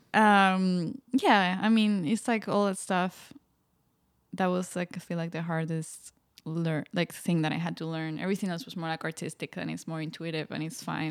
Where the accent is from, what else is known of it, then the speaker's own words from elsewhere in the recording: Spain; moved away; growing up in Spain